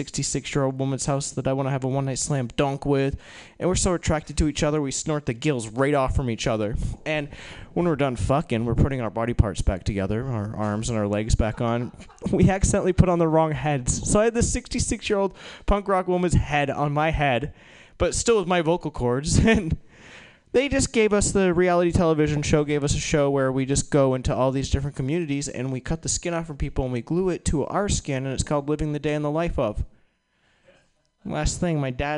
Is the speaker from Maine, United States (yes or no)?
yes; Maine, United States; moved away as an adult; also born or lived in New York; I grew up in Maine